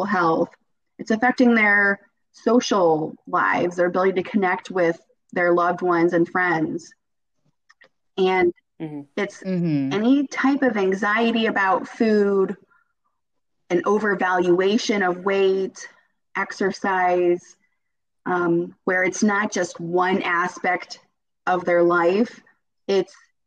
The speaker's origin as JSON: {"language": "English", "town": "Cleveland", "region": "Ohio", "country": "United States", "also_born_or_lived": "Akron, Ohio", "moved": "yes", "lives_now": "between Dayton and Cincinnati, United States", "said": "I'm originally from the Cleveland area."}